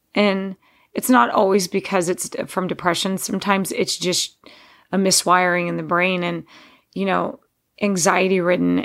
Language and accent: English; Texas, United States; I grew up in Texas mowing just under an acre of land